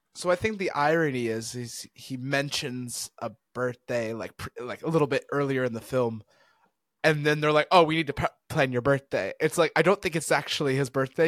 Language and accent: English; United States; we're American